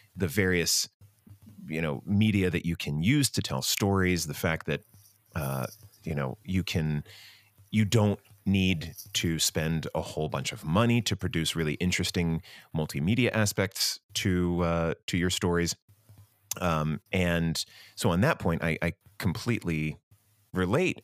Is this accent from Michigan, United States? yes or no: no; Medford, New Jersey, United States; now that I am an adult with a family and a real investment in my hometown, I'm still here in Medford